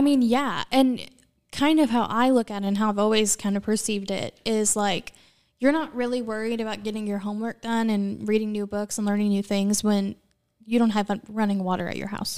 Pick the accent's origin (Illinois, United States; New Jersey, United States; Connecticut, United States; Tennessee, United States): Illinois, United States; Southern; I grew up in Southern Illinois